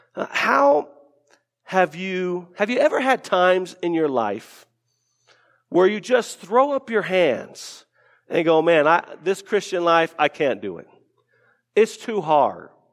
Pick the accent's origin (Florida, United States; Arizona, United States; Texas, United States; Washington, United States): Arizona, United States; Tucson; we lived, we grew up in Tucson, Arizona, uh, my family